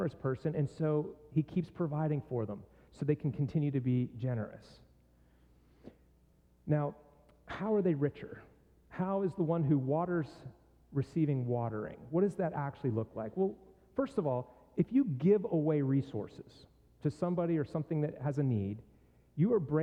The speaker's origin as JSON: {"language": "English", "town": "Pittsburgh", "region": "Pennsylvania", "country": "United States", "tie": "born or raised there", "moved": "yes", "said": "my hometown"}